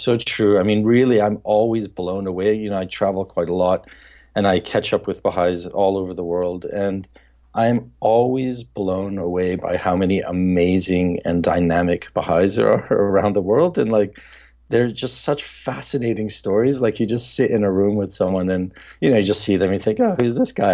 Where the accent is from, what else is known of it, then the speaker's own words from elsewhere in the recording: Papua New Guinea; a couple of really close friends that I grew up with in Papua New Guinea